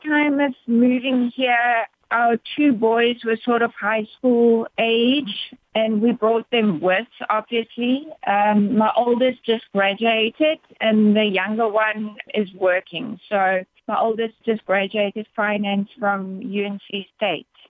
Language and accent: English; South Africa; moved away as an adult; now in United States; I am proudly South African, but proud to be in the States. I've been very blessed to spend the past 10 years of my life with my husband and my two boys in the States